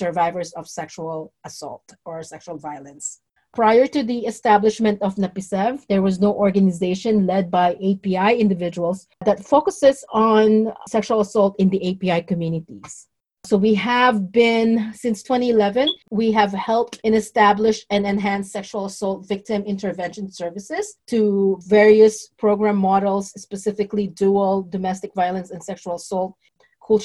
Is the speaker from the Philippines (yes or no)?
yes; Philippines; now in United States; I'm Filipina